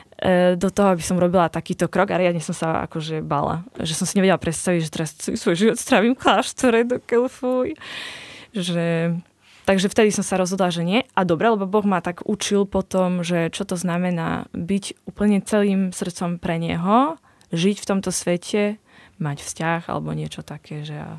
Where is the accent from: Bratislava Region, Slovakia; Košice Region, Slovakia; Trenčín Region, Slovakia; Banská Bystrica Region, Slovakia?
Košice Region, Slovakia; Košice; u nás v Košiciach